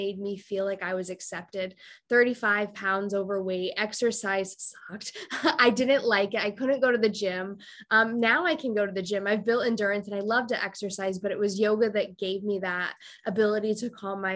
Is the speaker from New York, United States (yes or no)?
no; Iowa, United States; moved away as an adult; now in Costa Rica; I grew up in Iowa.